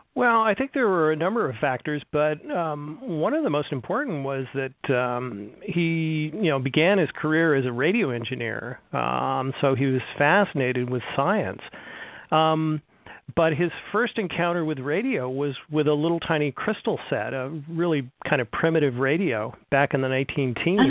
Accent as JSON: {"language": "English", "region": "California", "country": "United States", "tie": "born or raised there", "moved": "as an adult", "lives_now": "Kalamazoo, United States", "said": "I was born and raised in California"}